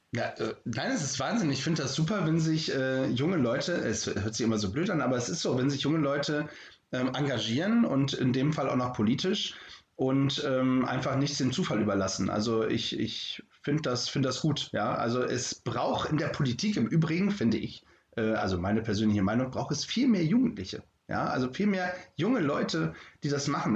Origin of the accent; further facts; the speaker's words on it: the North, Northern Germany, Germany; wie man bei uns im Norden sagt, moin